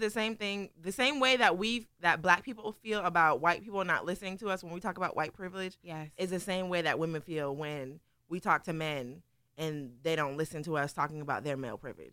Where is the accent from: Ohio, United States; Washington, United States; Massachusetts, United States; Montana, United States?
Massachusetts, United States; Boston; I'm from Boston, Massachusetts